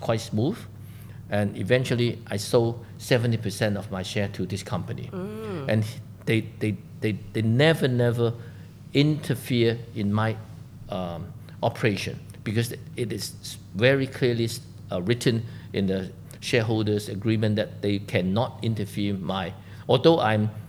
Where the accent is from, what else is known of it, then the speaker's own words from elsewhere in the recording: Hong Kong; I'm 100% made in Hong Kong, because I was born in Hong Kong, I was educated in Hong Kong. I never leave Hong Kong